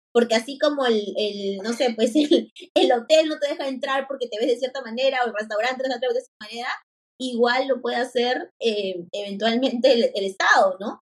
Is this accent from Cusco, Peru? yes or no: no; Lima, Peru; yo soy de Lima